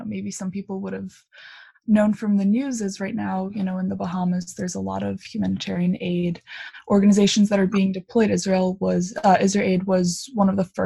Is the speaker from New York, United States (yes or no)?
yes; Long Island, New York, United States; I'm a sophomore from Long Island, New York